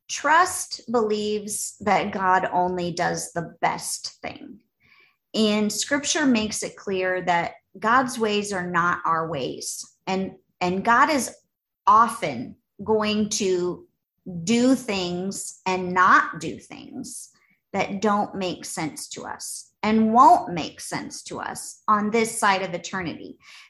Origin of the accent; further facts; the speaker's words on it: Los Angeles, California, United States; I don't think I've ever seen an oxen growing up in Los Angeles, Andy.